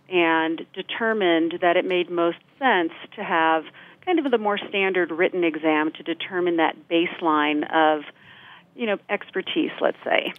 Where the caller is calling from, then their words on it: Denver, Colorado, United States; I'm calling in from Denver, Colorado